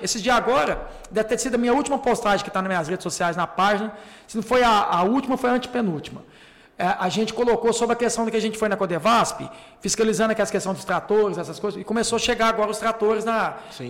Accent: Divinópolis, Minas Gerais, Brazil; na minha cidade de Vinópolis

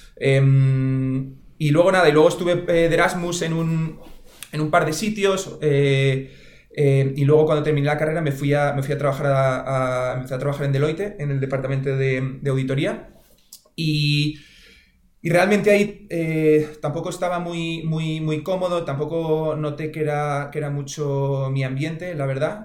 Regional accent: Oviedo, Asturias, Spain; yo soy de Oviedo

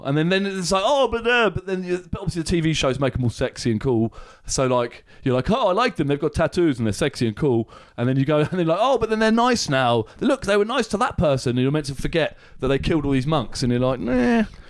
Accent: Aylesbury, South East England, United Kingdom; we're from Aylesbury.

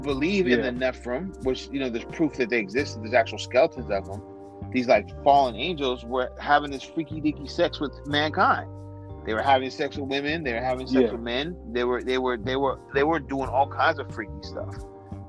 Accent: San Francisco, California, United States; we're from San Francisco

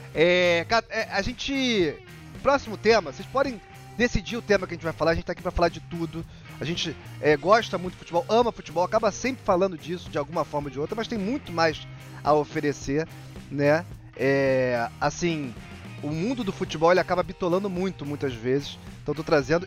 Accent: Rio de Janeiro, Brazil; Eu sou carioca.

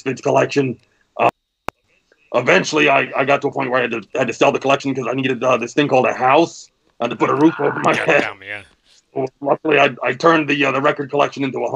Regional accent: just outside Washington, D.C., Northern Virginia, United States; moved away as an adult; now in Vernon, New Jersey, United States; I grew up just outside of Washington, D.C. in Northern Virginia

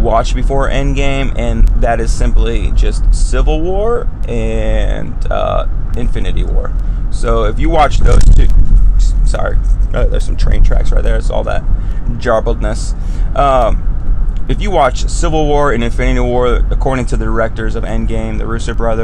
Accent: United States; as an American

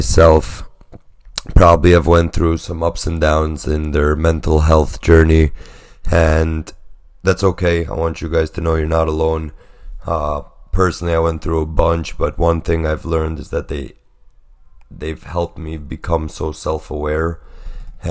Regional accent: New York City, New York, United States; moved away as an adult; also born or lived in Pennsylvania; I was born in Brooklyn, raised

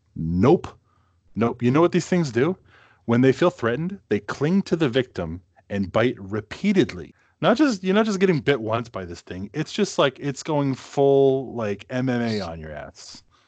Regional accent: Massachusetts, United States; moved away as an adult; now in Minnesota, United States; growing up in New England

